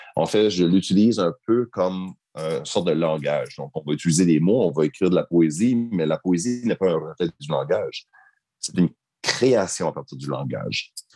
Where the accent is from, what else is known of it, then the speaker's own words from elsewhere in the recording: Acadia, Canada; now in Nunavut, Canada; Je suis de souche québécoise. Je suis un wallette Donc, je ne suis pas à proprement dit un Acadien, mais j'ai grandi en Acadie.